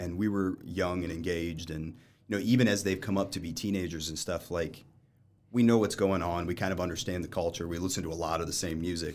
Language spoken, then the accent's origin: English; Lafayette, Indiana, United States; I was born down in Lafayette while they went to Purdue